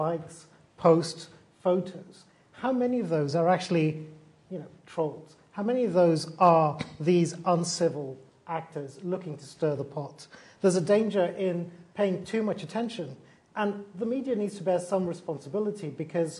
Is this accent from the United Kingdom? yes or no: yes; United Kingdom; born or raised there; now in Canada